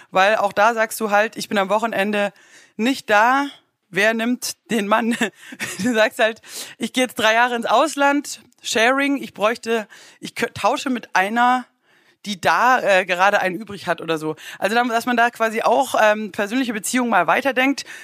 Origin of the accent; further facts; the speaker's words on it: Baden-Württemberg, Germany; ich als Schwäbin spare Mursch.